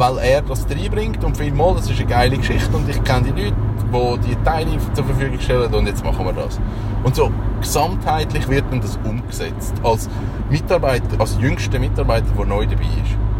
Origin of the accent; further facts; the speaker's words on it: Switzerland; bei uns in der Schweiz